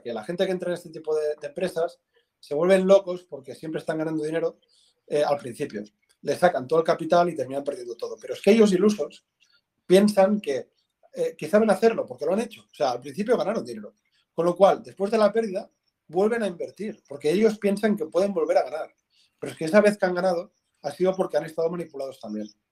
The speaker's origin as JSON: {"language": "Spanish", "town": "Tarragona", "region": "Catalonia", "country": "Spain", "said": "soy de Tarragona"}